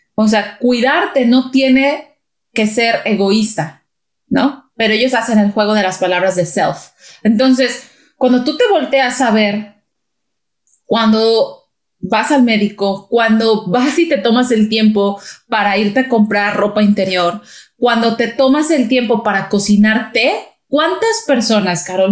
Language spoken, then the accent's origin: Spanish; Mexico; somos mexicanas las dos